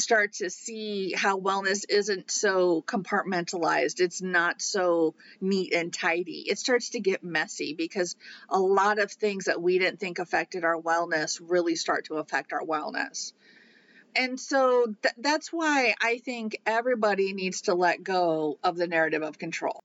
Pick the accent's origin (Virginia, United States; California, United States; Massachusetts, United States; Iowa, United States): Iowa, United States; growing up in Iowa